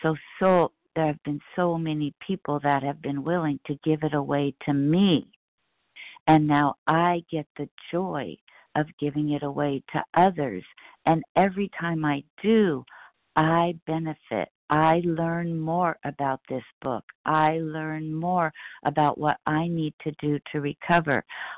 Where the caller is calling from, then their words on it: California, United States; … as in boy, in Southern California.